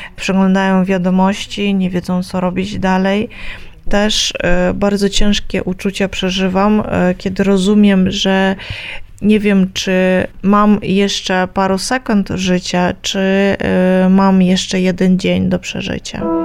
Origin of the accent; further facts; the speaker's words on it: Kyiv, Ukraine; u nas w Kijowie